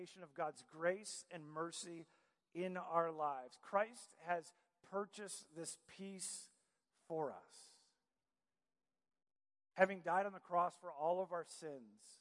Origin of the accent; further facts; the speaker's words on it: Michigan, United States; moved away; also born or lived in Virginia Beach; I grew up in Michigan